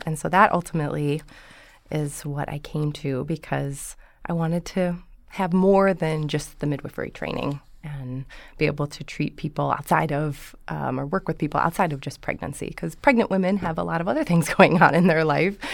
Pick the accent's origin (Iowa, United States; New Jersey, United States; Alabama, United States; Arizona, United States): Iowa, United States; Dubuque; moved away; I'm from Iowa, originally.